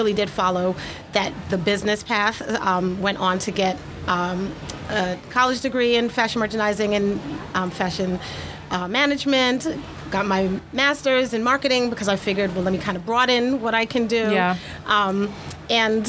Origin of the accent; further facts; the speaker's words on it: New York City, New York, United States; growing up in New York City